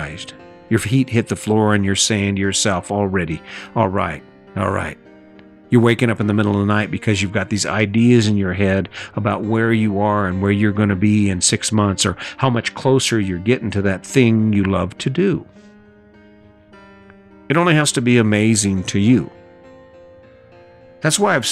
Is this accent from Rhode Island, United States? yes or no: no; Cañon City, Colorado, United States; my hometown in Canyon City, Colorado